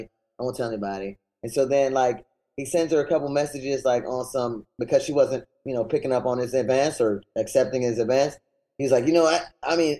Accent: Miami, Florida, United States; I'm actually from Miami

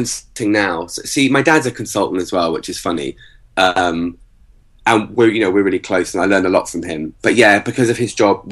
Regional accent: England, United Kingdom; also born or lived in Virginia Beach, United States; we grew up in England until the age of about 10, then lived in America for 2 years in Virginia Beach

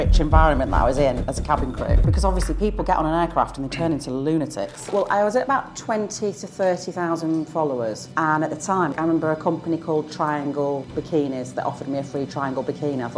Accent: Sale, North West England, United Kingdom; moved away as an adult; now in South of England, United Kingdom; I grew up in quite a modest, kind of humble council house in Sale

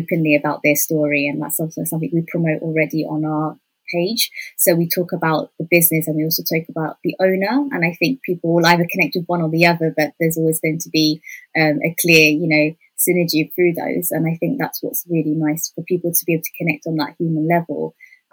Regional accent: United Kingdom; we're all British born

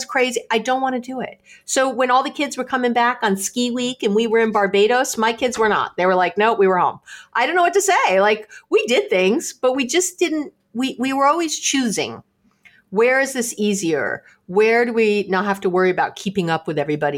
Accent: New York City, New York, United States; now in Berkeley, United States; I'm from New York City, but I'm here in Berkeley, California

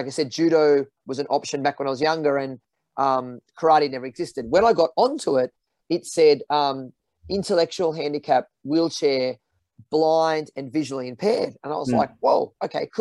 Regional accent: Australia; part of being Aussie

